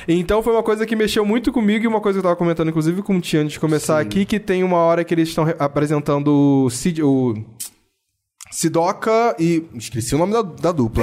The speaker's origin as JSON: {"language": "Portuguese", "town": "Niterói", "region": "Rio de Janeiro", "country": "Brazil", "said": "São Gonçalo, cidade vizinha da minha, que eu sou de Niterói"}